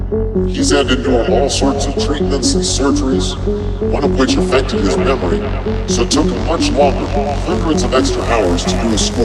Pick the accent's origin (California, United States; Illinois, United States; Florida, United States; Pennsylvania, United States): Illinois, United States; Chicago; my hometown of Chicago, Illinois.